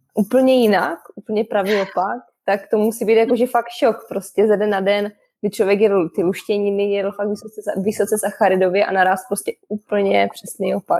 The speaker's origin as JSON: {"language": "Czech", "country": "Czechia", "said": "u nás v Čechu"}